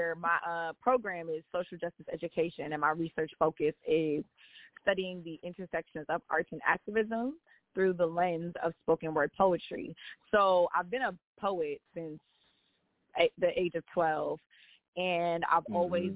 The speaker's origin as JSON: {"language": "English", "town": "New York City", "region": "New York", "country": "United States", "tie": "born or raised there", "said": "I am from the Bronx. Born, raised"}